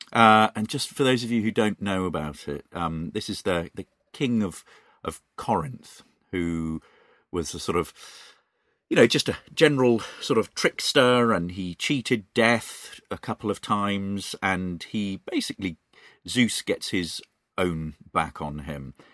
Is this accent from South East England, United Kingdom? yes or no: yes; Reading, South East England, United Kingdom; Reading is my hometown